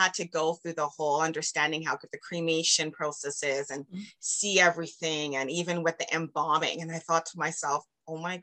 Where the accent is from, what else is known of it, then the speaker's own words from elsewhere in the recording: Canada; I'm from Canada